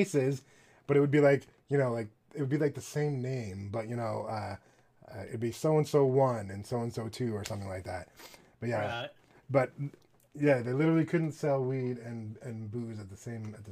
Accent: Canada; I don't say this as a Canadian.

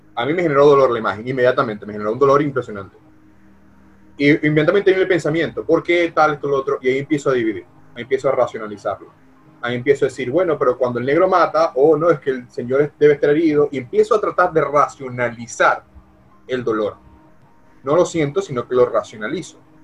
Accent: Venezuela; now in United States; como venezolano

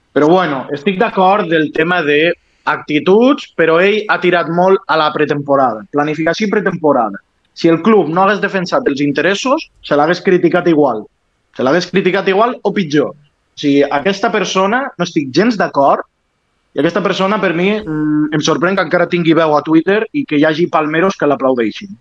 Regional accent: Lleida, Catalonia, Spain

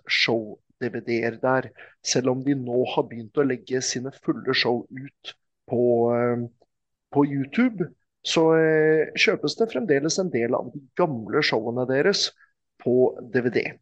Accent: Norway; Men eh, det er ingen av wrestlerne ko som koster mer å få bort dit enn eh, meg. Mm. Fordi jeg kommer hele veien fra Norge.

